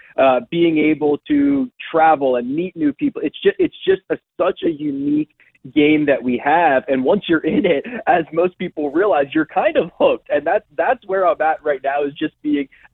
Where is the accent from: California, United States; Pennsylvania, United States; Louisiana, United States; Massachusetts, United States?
Pennsylvania, United States; outside of Philadelphia; Growing up outside of Philadelphia in high school